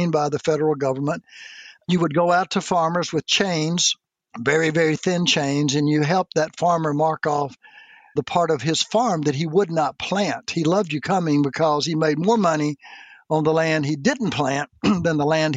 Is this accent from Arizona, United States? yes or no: no; Mississippi, United States; I grew up in Mississippi, which has been known as a very poor state